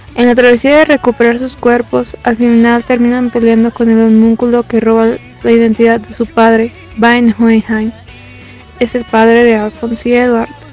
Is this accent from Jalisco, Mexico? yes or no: yes; Guadalajara, Jalisco, Mexico; soy de Guadalajara y tengo 18 años